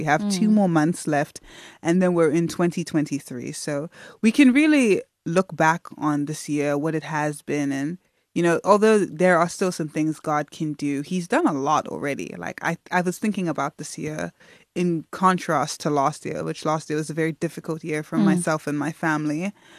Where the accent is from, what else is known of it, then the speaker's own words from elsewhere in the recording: South Africa; also born or lived in Nigeria; I mean, like, I'm Nigerian. I didn't grow up singing the same songs as many South Africans. I may have grown up in South Africa, but I had a completely different life experience to many people.